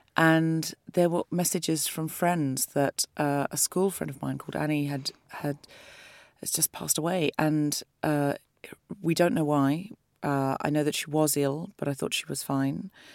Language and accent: English; Australia; moved away; I'm from Australia